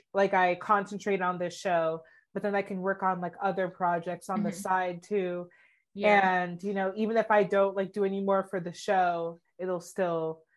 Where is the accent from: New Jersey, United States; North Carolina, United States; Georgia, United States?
Georgia, United States; Atlanta; I'm from Atlanta.